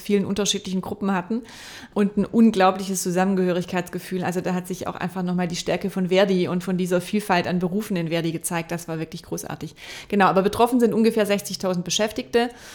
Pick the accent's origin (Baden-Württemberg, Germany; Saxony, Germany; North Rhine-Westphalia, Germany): Baden-Württemberg, Germany; near Stuttgart; now in Hamburg, Germany; Ich komme ja aus der Nähe von Stuttgart